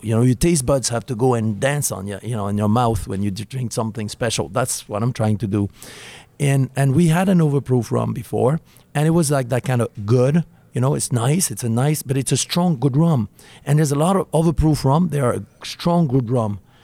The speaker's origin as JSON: {"language": "English", "area": "Burgundy", "region": "Bourgogne-Franche-Comté", "country": "France", "tie": "born or raised there", "moved": "yes", "said": "I grew up in Burgundy"}